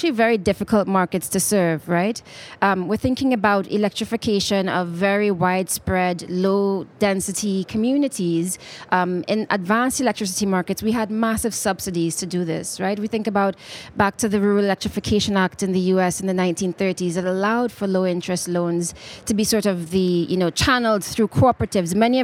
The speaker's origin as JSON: {"language": "English", "region": "Nairobi", "country": "Kenya", "said": "I'm coming from Kenya, from Nairobi, Kenya, where we've got lots of geothermal"}